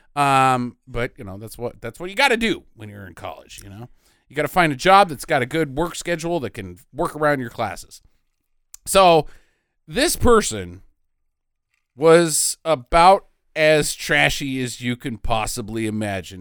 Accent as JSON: {"language": "English", "country": "United States", "said": "I'm an American"}